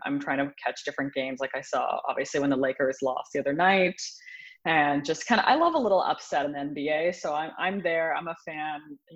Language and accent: English; Arnprior, Ontario, Canada; now in Toronto, Canada; I grew up outside of a very small town. The town is called Arnprior, and the village that I lived in is called Waba